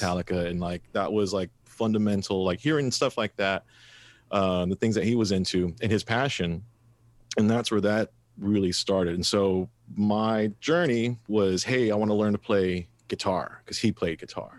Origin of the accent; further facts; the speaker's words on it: Mathis, Texas, United States; growing up in Mathis, uh, and, and not very affluent